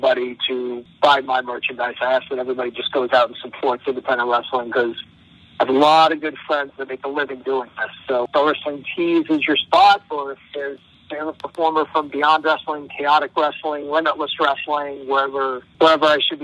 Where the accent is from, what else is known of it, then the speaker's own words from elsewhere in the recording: Massachusetts, United States; I grew up in Massachusetts my whole life